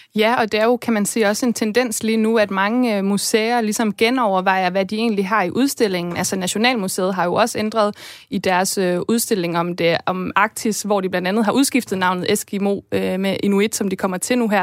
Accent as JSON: {"language": "Danish", "country": "Denmark", "said": "vi danskere"}